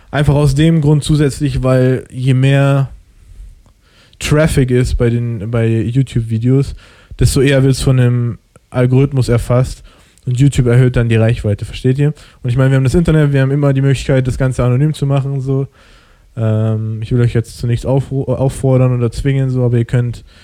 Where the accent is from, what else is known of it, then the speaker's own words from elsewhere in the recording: Germany; ich komme aus dem Ausland, sage ich jetzt mal, so, ich bin in Deutschland geboren, ich habe einen deutschen Pass.